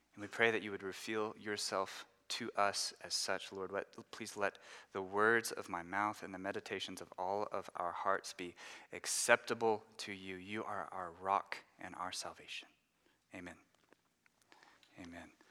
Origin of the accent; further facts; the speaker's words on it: Dallas, Texas, United States; moved away as an adult; now in Louisville, United States; We grew up in the Dallas area in Texas